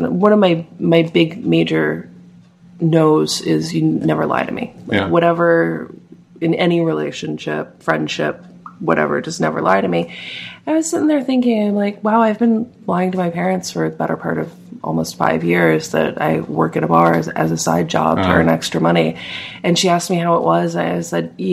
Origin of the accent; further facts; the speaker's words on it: New Jersey, United States; I grew up in New Jersey.